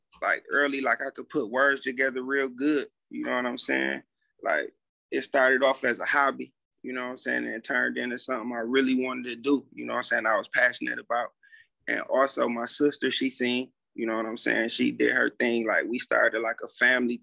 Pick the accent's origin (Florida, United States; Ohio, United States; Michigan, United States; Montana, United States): Michigan, United States; Flint; moved away; I'm from Flint, though, north side.